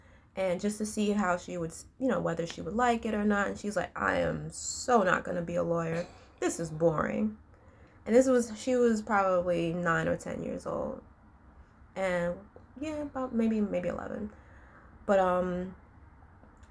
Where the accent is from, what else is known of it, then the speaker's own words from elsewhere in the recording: New York City, New York, United States; I grew up in New York City